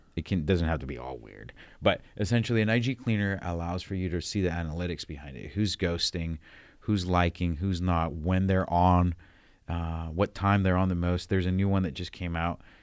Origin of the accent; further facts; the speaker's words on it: San Diego, California, United States; moved away; I'm from the West Coast, San Diego